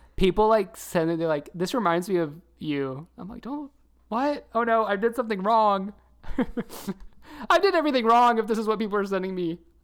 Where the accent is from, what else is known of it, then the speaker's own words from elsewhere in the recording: the South, United States; I'm from the South too